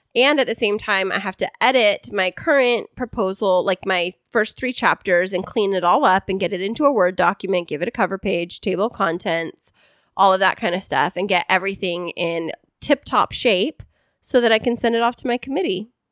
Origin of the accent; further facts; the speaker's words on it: Central Valley, California, United States; I grew up in the Central Valley